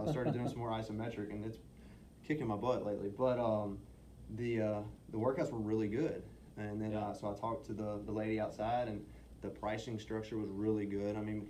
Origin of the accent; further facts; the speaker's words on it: Mississippi, United States; moved away as an adult; now in San Antonio, United States; We're originally from Mississippi. We went back home to Mississippi for Christmas.